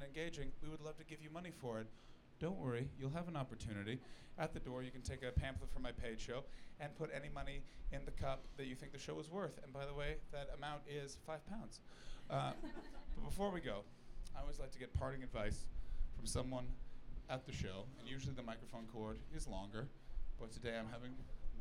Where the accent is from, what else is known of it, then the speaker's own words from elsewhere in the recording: Canada; moved away as an adult; now in United Kingdom; my home country, Canada.